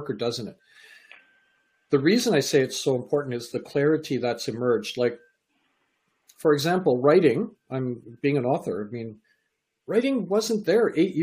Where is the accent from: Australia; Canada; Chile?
Canada; also born or lived in England; I was born in England, raised in Canada.